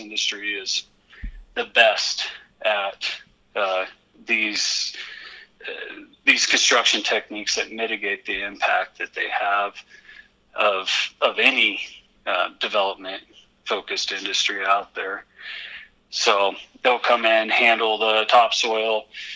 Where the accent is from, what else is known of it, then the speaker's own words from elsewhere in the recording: Western Colorado, United States; I grew up with it in Western Colorado, you know, during the late 90s, early 2000s